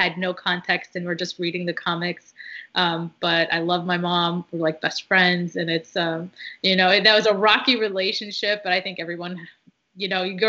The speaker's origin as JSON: {"language": "English", "country": "United States", "tie": "born or raised there", "first_language": "Arabic", "second_language": "English", "said": "a Muslim woman who was born and raised in America, living in America"}